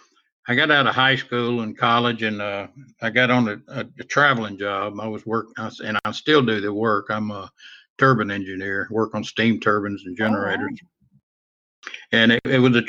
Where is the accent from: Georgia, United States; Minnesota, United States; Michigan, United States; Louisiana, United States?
Louisiana, United States; St. Martinville; also born or lived in Shreveport, Louisiana / Baton Rouge, Louisiana; I was born in Shreveport, Louisiana, and we moved down to South Louisiana in 1969, and I've been down there ever since. Graduated from a little town called St. Martinville